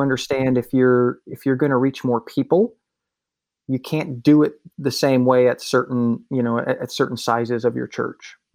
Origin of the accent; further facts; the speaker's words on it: Wisconsin, United States; moved away as an adult; also born or lived in Miami; I was born in Wisconsin, and I grew up going to church.